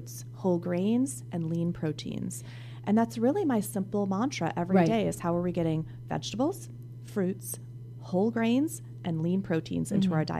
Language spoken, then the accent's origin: English; New England, United States; now in Silicon Valley, United States; I'm from New England.